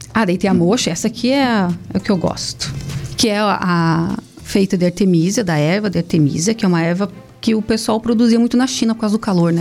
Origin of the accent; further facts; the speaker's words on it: Curitiba, Paraná, Brazil; moved away; eu sou de Curitiba, mas a família do meu pai é daqui